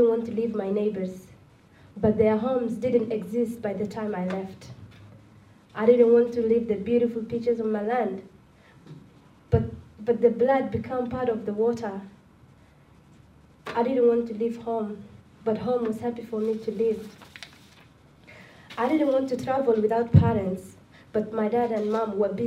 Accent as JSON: {"language": "English", "country": "Somalia", "also_born_or_lived": "Malaysia", "second_language": "English", "moved": "yes", "lives_now": "Sydney, Australia", "said": "I'm from Somalia"}